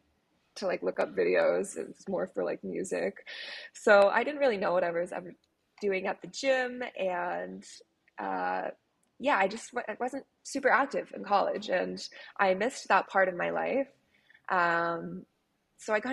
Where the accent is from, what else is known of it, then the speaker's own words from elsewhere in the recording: Connecticut, United States; now in Miami, United States; I'm from Connecticut originally, a small town in Connecticut. So I grew up with parents who are super outdoorsy